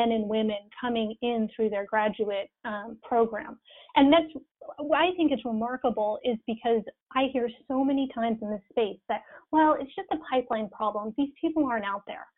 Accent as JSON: {"language": "English", "region": "Arizona", "country": "United States", "said": "I'm from Arizona"}